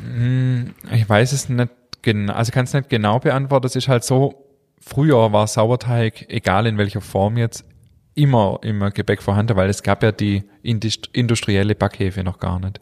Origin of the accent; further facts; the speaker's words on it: Germany; wir Deutsche